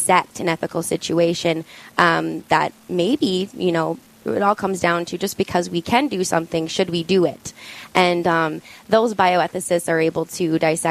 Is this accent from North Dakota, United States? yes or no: yes; Bismarck, North Dakota, United States; born and raised in Bismarck, North Dakota